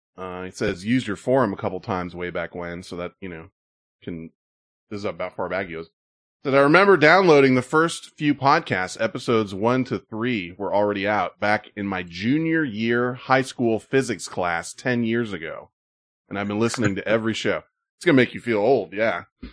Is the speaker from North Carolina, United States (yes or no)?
no; Santa Cruz, California, United States; I'm from the Santa Cruz area and still work in the South Bay